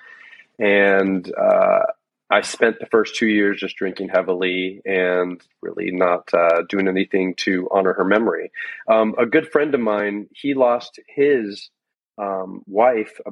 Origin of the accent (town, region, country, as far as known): Norwalk, Connecticut, United States; born or raised there; also born or lived in Gainesville; now in Florida, United States